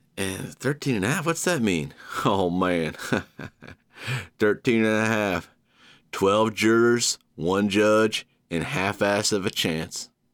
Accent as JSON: {"language": "English", "region": "Georgia", "country": "United States", "tie": "born or raised there"}